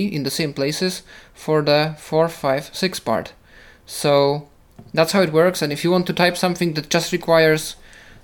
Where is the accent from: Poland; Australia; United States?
Poland; first language Polish; English is a second language; For me, it's Polish, I guess, because that's my native language, so I use it the most